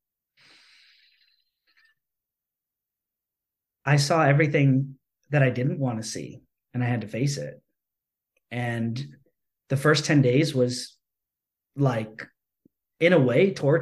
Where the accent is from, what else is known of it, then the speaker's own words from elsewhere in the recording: United States; I grew up as an American capitalistic society, you know, person